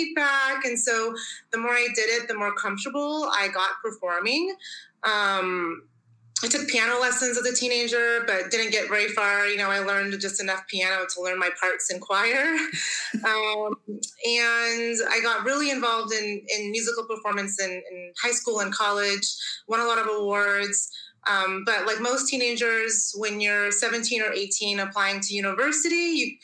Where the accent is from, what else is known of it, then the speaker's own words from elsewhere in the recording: Tacoma, Washington, United States; moved away as an adult; now in Switzerland; So I was born and raised in Tacoma, Washington, which is in the northwest corner of the United States.